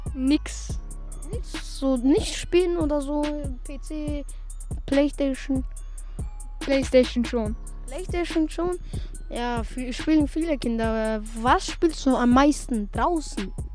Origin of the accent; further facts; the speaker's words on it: Salzburg, Austria; Ich bin hier in Salzburg geboren.